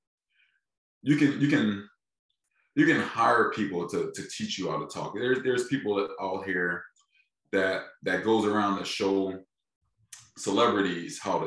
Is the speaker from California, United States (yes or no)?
no; Philadelphia, Pennsylvania, United States; I'm from Philadelphia, just like your state, man. I'm from a major city.